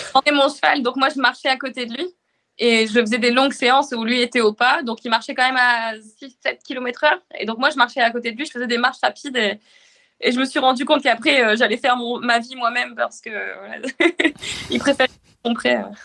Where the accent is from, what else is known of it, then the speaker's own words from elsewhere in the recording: northern France, France; moved away as an adult; also born or lived in Arras / Rouen; now in Le Havre, France; Je suis originaire du nord de la France